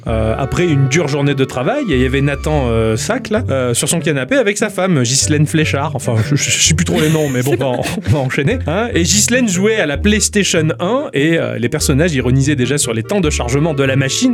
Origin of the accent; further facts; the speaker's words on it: France; je suis français